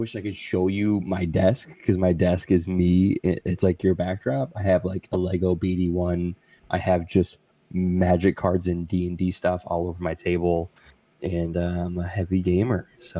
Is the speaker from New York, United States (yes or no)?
yes; Bronx, New York, United States; Doctor Who? I'm from the Bronx.